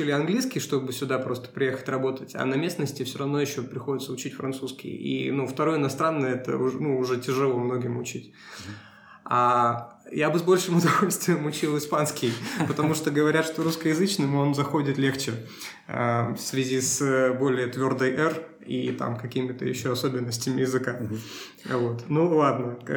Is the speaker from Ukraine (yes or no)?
no; Russia; Ну, не Сибирь, да, мы, мы из России.